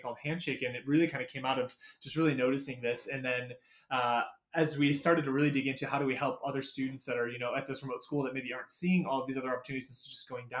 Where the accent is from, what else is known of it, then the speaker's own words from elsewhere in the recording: Michigan, United States; I grew up in Michigan, grew up in the Lower Peninsula